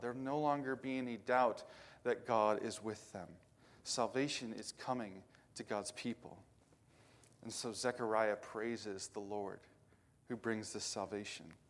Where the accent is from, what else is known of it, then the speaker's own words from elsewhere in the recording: Indiana, United States; now in western Pennsylvania, United States; I grew up in Indiana where everything's flat